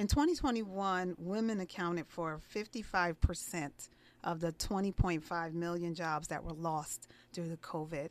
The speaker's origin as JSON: {"language": "English", "town": "East Orange", "region": "New Jersey", "country": "United States", "tie": "born or raised there", "said": "I grew up in the inner cities of East Orange, New Jersey. I'm originally from New Jersey."}